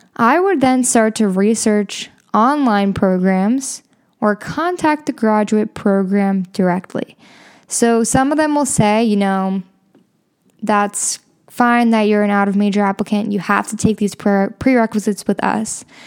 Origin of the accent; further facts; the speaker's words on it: Chicago, Illinois, United States; I'm from Chicago